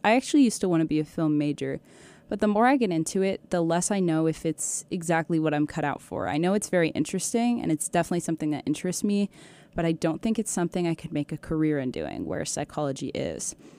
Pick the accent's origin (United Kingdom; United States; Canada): United States; Mill Creek, Washington; moved away as an adult; now in Malibu, United States; I'm from a town called Mill Creek